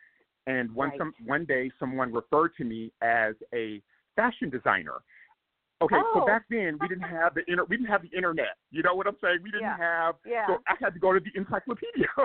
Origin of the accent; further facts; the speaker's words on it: Compton, California, United States; I grew up in Compton, California